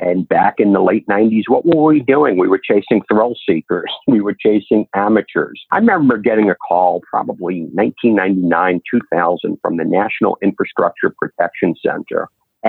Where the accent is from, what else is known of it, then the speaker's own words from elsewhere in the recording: New York City, New York, United States; moved away as an adult; also born or lived in Syracuse, New York / Washington, D.C.; now in Nashville, United States; I grew up in New York City